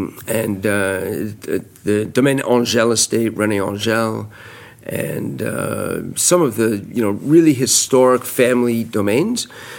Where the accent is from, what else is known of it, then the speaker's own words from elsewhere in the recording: New York, United States; also born or lived in France; I am from New York, born in New York, one of the few New Yorkers who are actually real New Yorkers. So I'm very proud of that. I live in Brooklyn